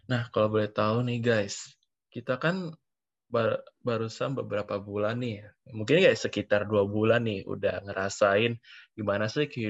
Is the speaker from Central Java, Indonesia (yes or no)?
no; Palangkaraya, Central Kalimantan, Indonesia; gue dari SMA Negeri 2 Palangkaraya itu kayak di Kalimantan Tengah. Jadi memang jauh oh